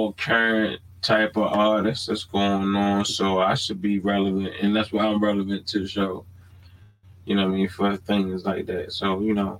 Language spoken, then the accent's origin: English; Baltimore, Maryland, United States; moved away; I'm born and raised in Baltimore